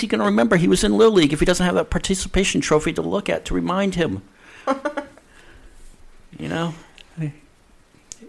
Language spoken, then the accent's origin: English; Vermont, United States; I grew up in Vermont